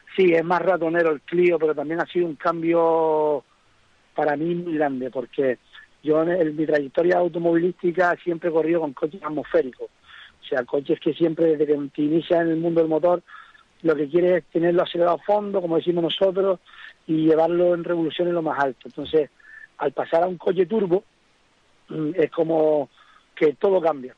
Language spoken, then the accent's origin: Spanish; Fataga, Canary Islands, Spain; soy de Fataga, que mi tramo reina Fataga, es Arteara, llevo pasando por esa carretera desde que iba a la guardería